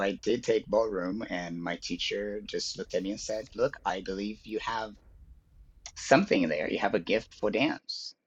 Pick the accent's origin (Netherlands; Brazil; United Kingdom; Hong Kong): Brazil; Rio de Janeiro; I was born in Brazil. I was born in Rio